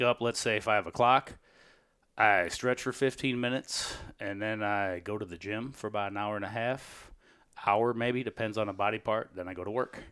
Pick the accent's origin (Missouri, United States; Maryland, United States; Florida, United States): Missouri, United States; St. Louis; Saint Louis as a pro. My hometown